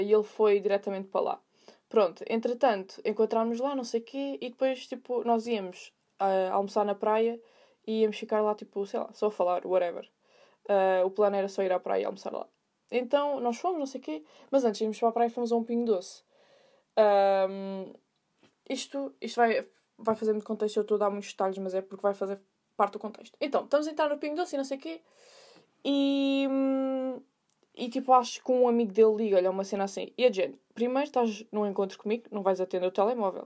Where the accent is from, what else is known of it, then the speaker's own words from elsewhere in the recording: Sintra, Lisbon, Portugal; eu sou de Sintra